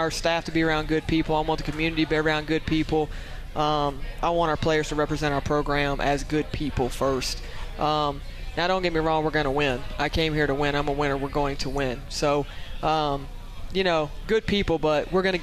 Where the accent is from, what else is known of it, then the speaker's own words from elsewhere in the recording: Louisiana, United States; now in Utah, United States; another Louisiana girl. That's who we were joking about earlier. We sound completely different. If you got her up here, her accent, my accent's completely different. We're from the same place